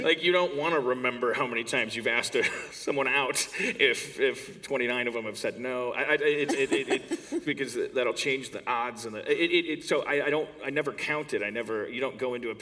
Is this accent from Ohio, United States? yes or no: no; Wisconsin, United States; moved away; I'm from Wisconsin, which is the place in the States that's like the mitten in the middle, on top